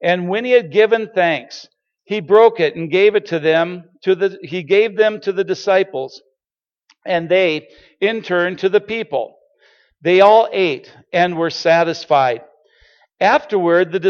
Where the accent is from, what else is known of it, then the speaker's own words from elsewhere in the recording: Starbuck, Minnesota, United States; we are originally from Starbuck, Minnesota